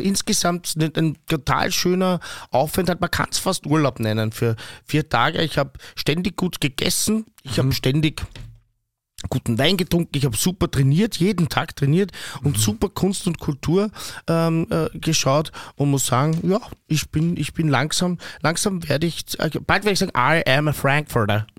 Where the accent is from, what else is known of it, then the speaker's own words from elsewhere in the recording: Austria; als Österreicher